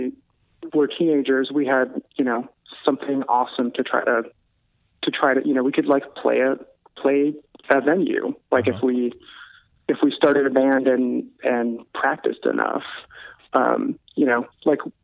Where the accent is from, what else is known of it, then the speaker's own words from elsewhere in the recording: Kirkland, Washington, United States; also born or lived in Bellevue, Washington; now in California, United States; I grew up in Kirkland